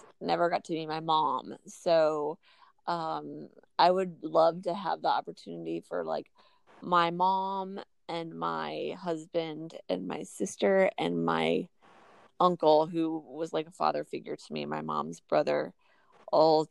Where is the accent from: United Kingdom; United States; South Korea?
United States; Fort Wayne, Indiana; I'm from Fort Wayne, Indiana, and so everybody is a Cubs fan where I'm from